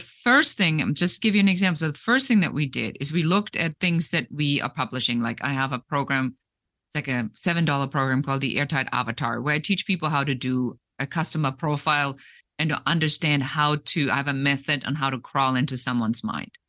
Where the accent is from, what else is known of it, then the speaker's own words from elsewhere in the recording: Germany; moved away; also born or lived in Munich; I'm originally from Germany